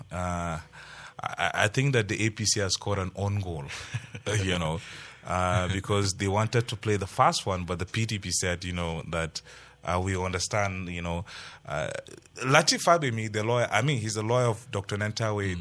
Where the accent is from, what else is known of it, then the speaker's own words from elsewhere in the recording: Plateau, Nigeria; I'm a Plateau, I'm from Plateau, and I know how our people love to work with their hands